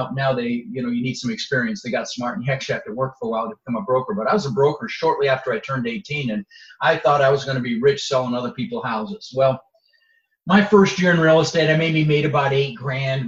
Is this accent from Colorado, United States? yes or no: yes; Denver, Colorado, United States; also born or lived in Netherlands; So I immigrated to this country when I was 6 years old. I was born in Holland in the Netherlands, and I immigrated with my mother, Zvancha, my brother, Albert, and we ended up in Denver, Colorado, where I lived for 30 years